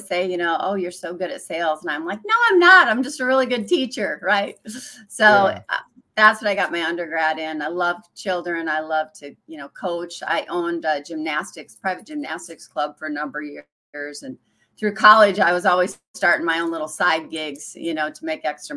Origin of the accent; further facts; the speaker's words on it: Miller, South Dakota, United States; moved away; I was raised in Miller, South Dakota. Little bitty town.